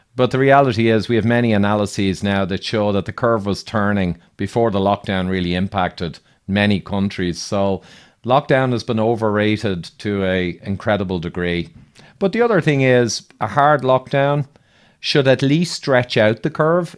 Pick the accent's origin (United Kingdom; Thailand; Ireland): Ireland; accent: Irish; I'm Irish